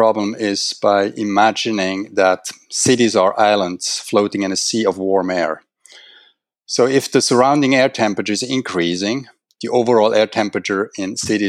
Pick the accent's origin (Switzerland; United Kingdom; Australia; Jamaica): Switzerland; moved away as an adult; also born or lived in Vancouver, Canada / Japan; now in Singapore; I'm originally from Switzerland, where I finished my first degree at ETH in Natural Sciences and Physical Geography. Thereafter, I moved to Vancouver in Canada to complete the PhD degree at the University of British Columbia in Atmospheric Sciences